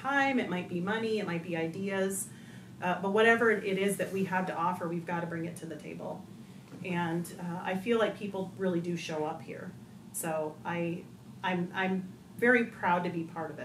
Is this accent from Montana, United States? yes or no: yes; Northwest Montana, United States; now in Liberty Lake, United States; I grew up in Northwest Montana.